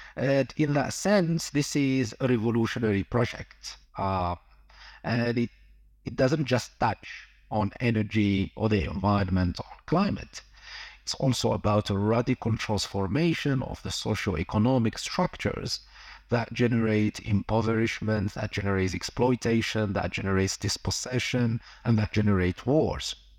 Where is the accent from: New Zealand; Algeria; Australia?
Algeria; moved away; also born or lived in London / Amsterdam; I'm originally from Algeria